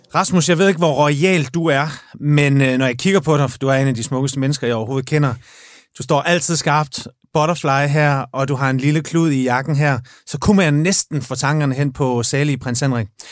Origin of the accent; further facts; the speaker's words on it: Jutland, Denmark; moved away; jeg er fra Jylland